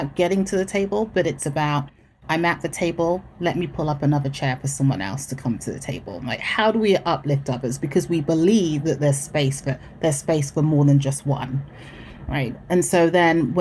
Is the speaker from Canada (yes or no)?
no; England, United Kingdom; moved away as an adult; also born or lived in Texas; now in United States; born in England, first generation Ghanaian